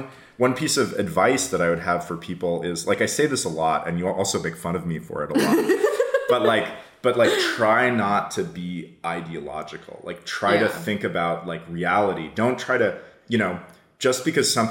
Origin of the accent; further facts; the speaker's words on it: Berkeley, California, United States; I grew up in Berkeley in a super liberal, super progressive milieu